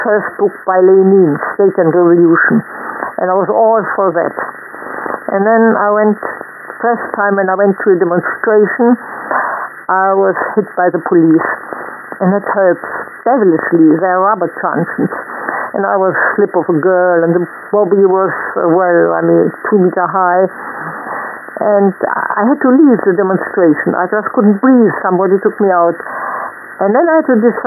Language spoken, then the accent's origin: English; Berlin, Germany; English is a second language; moved away as an adult; also born or lived in Oxfordshire; Both my parents are German. We are all from Berlin. That is my, even the generation before, we are really true blue Berlin people.